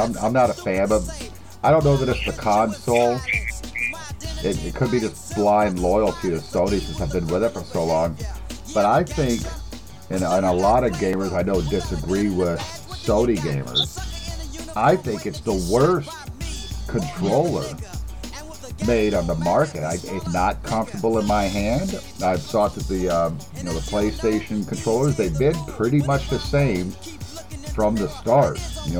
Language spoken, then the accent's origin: English; United States; I'm American.